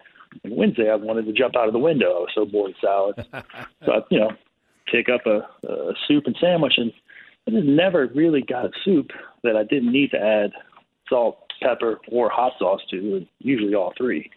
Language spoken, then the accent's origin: English; South Louisiana, United States; moved away as an adult; now in New York City, United States; growing up in South Louisiana